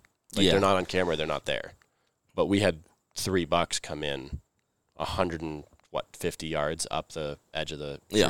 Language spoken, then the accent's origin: English; Maine, United States; I'm from Maine. Was raised in the cold.